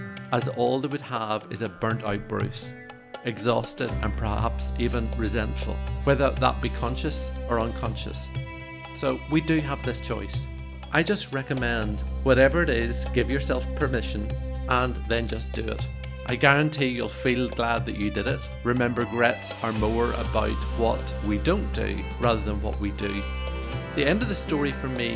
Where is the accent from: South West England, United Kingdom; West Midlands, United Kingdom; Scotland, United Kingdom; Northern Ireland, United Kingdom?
Northern Ireland, United Kingdom; for me growing up in Northern Ireland